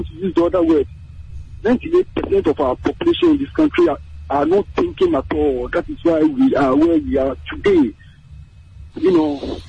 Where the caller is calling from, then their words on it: Accra, Greater Accra, Ghana; I'm calling from Kaneshi.